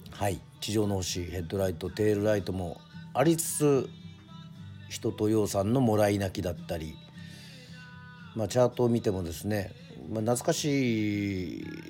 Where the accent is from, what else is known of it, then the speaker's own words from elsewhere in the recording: Yoron, Kagoshima, Japan; 私があの生まれ育った与論島